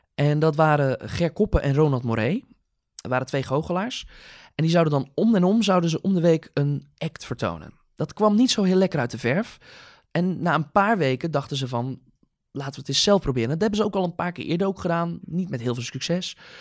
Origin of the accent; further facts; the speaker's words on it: 's-Hertogenbosch, North Brabant, Netherlands; geboren en getogen in Sertogenbos